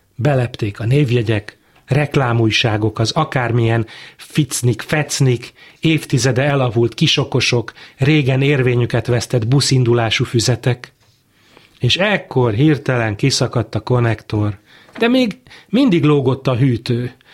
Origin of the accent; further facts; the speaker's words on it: Pécs, Baranya, Hungary; also born or lived in Budapest; A Pécsi kórházban születtem